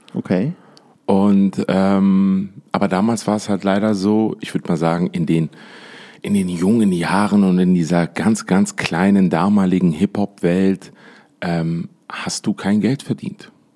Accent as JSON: {"language": "German", "town": "Essen", "region": "North Rhine-Westphalia", "country": "Germany", "tie": "born or raised there", "also_born_or_lived": "Dubai", "moved": "as an adult", "lives_now": "Düsseldorf, Germany", "said": "geboren in Essen, in der, im Pott äh, eigentlich bin ich ein Pottjunge"}